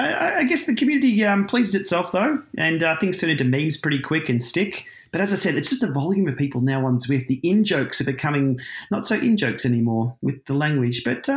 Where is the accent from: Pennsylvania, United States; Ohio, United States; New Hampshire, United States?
Ohio, United States; everybody once knew we're all from Ohio, but now that joke sort of falls flat now about being from Ohio.